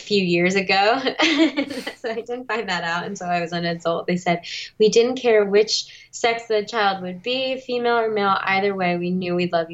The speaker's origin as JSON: {"language": "English", "town": "Verona", "region": "New Jersey", "country": "United States", "tie": "born or raised there", "also_born_or_lived": "South Korea / Boston", "moved": "as an adult", "lives_now": "Los Angeles, United States", "said": "grew up in Verona, New Jersey for the majority of my life until I went to college in Boston, and then eventually found my way out to Los Angeles"}